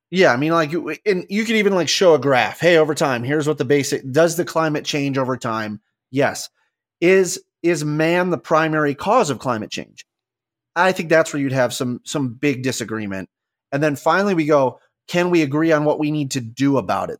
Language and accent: English; Southwest, United States; growing up in the Southwest